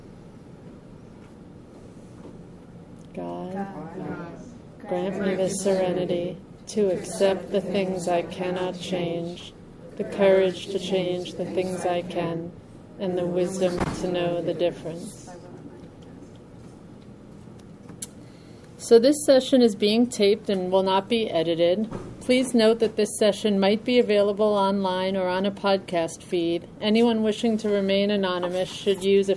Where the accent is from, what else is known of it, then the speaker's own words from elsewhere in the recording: New York, United States; I'm from New York